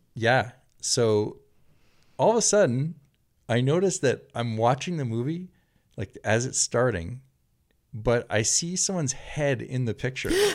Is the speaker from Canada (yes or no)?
yes; Canada; now in Santa Monica, United States; a Canadian from Santa Monica